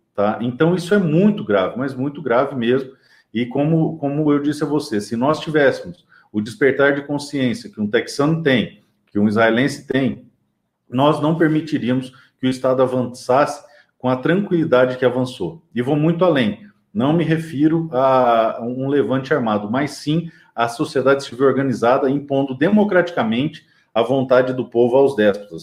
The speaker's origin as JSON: {"language": "Portuguese", "town": "Dourados", "region": "Mato Grosso do Sul", "country": "Brazil", "tie": "born or raised there", "said": "a cidade que eu nasci, é, Dourados, no Mato Grosso Sul"}